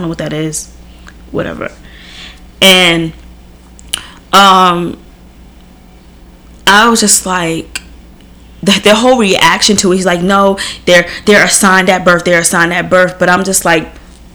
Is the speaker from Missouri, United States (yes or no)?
no; New York City, New York, United States; I'm a New Yorker at heart